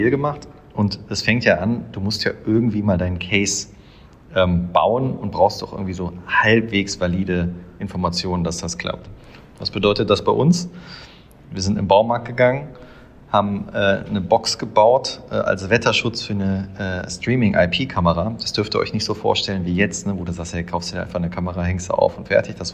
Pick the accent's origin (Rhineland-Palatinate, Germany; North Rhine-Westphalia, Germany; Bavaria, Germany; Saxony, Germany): North Rhine-Westphalia, Germany; Düsseldorf; ich komme aus dem Eishockey ähm, ich bin Düsseldorfer, deshalb habe ich bei der DG im Nachwuchs gespielt